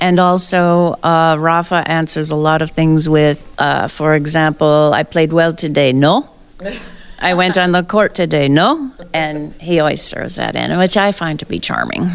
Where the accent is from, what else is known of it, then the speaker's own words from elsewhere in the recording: South Dakota, United States; now in Phoenix, United States; so uh, I grew up in South Dakota, and I've lived all over the U.S., but I currently am in the desert in Phoenix, Arizona